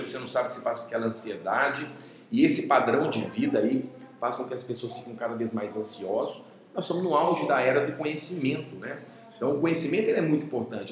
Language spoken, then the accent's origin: Portuguese; Cuiabá, Mato Grosso, Brazil; moved away as an adult; also born or lived in Bom Despacho, Minas Gerais, Brazil; now in Belo Horizonte, Brazil; eu nasci em Minas, né? Morei até aos 10 anos de idade em Bom Despacho, Minas Gerais, só que mudei para Cuiabá em 90, né? E lá fiquei 20 anos